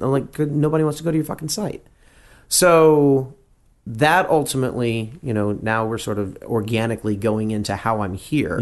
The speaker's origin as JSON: {"language": "English", "region": "Texas", "country": "United States", "tie": "born or raised there", "also_born_or_lived": "Louisiana", "said": "I grew up in Texas"}